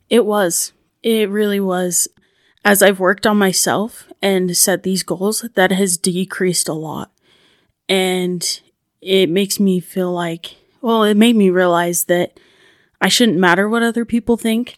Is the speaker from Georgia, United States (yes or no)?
no; Ashton, Idaho, United States; I'm from Ashton, Idaho